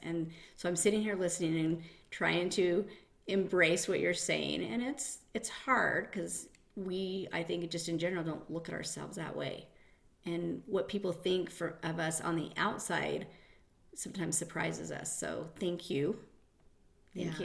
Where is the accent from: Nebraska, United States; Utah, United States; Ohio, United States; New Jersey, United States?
Utah, United States; Salt Lake City; I'm born and raised here, Salt Lake City, um, 50 years. I okay. grew up in um, Madna, West Valley, Kearns.